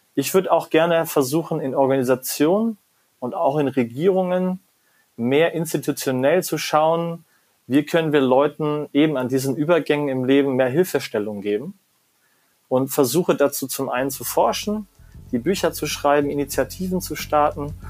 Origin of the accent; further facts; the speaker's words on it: Germany; da bin ich als Deutscher ja manchmal auch in meiner eigenen Haut gefangen